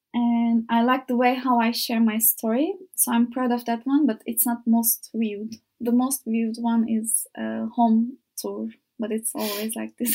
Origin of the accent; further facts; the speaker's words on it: İzmir, Turkey; English is a second language; moved away as an adult; now in Faro, Portugal; I am from Izmir, and it's the most beautiful city in Turkey, I think. Uh, I was so lucky to grow up in that city